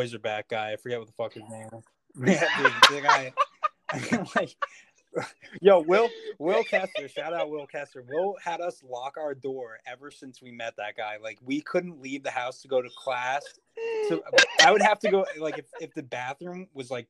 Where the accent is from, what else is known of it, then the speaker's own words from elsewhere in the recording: New Jersey, United States; I'm from New Jersey